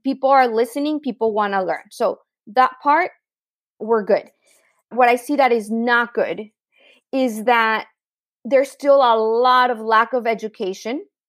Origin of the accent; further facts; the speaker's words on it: Tijuana, Baja California, Mexico; also born or lived in San Diego; I grew up in Tijuana, Mexico, which is a pretty unique experience